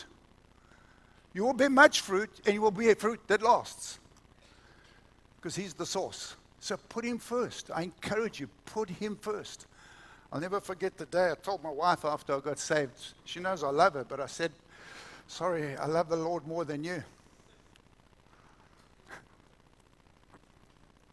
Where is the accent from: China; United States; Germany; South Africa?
South Africa; moved away; We didn't even have TV when I was growing up in South Africa